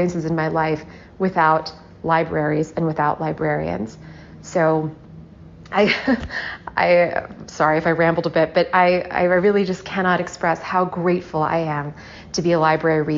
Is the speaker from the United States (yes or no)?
yes; the South, United States; Growing up in the South